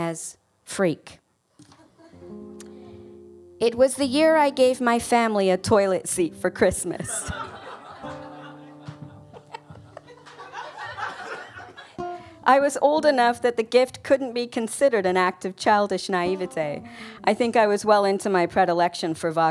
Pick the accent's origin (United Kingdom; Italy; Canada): United Kingdom; moved away; we're British.